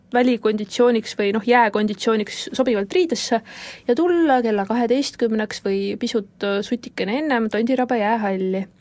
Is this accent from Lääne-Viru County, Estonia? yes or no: no; Paide, Järva County, Estonia; ma olen pärit niisugusest toredast armsast äh, väikelinnast nagu Paide